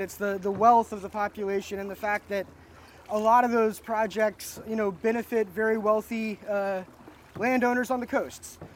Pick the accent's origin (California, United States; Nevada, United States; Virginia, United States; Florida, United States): Florida, United States; North; I grew up in North Florida